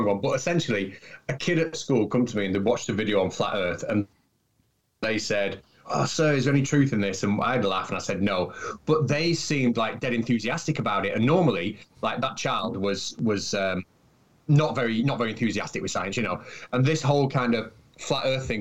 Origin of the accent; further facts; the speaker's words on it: United Kingdom; compared to America, we're such a small country